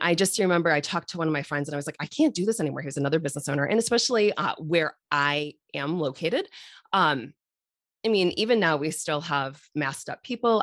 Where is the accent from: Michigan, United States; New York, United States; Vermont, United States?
Michigan, United States; Irish Hills; I grew up in the Irish Hills